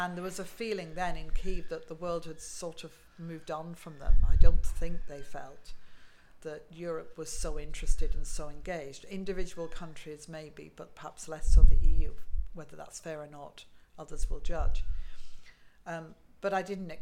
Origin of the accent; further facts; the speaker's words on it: United Kingdom; being a Brit